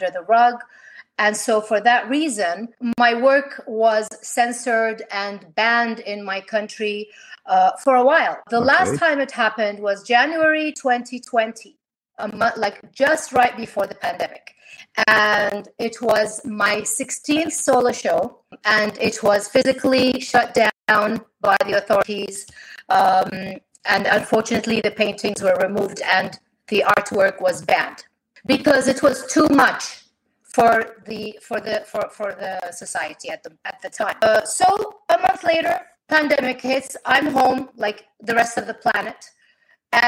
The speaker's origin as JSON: {"language": "English", "country": "Kuwait", "said": "I am an artist from Kuwait"}